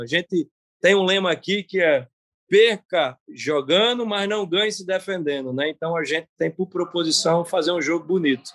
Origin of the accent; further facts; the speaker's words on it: Northeast Region, Brazil; eu, como nordestino, e um cara aqui no Nordeste